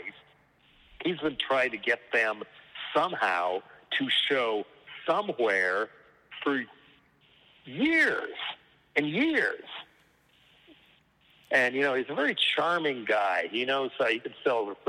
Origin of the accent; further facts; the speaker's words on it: Boulder, Colorado, United States; moved away; I'm from Boulder outside of there